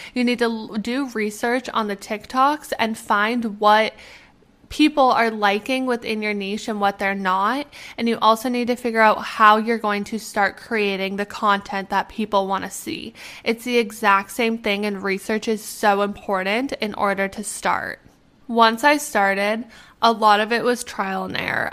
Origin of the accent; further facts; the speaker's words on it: Canada; also born or lived in Arizona, United States; I'm from Canada